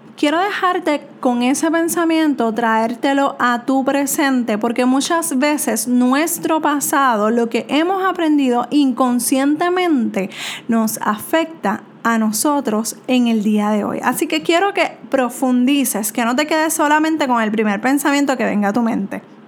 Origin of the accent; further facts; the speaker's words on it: Puerto Rico; soy de Puerto Rico